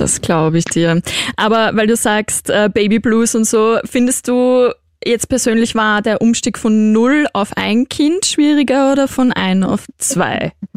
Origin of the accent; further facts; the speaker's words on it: Vienna, Austria; accent: Viennese; ich bin Wienerin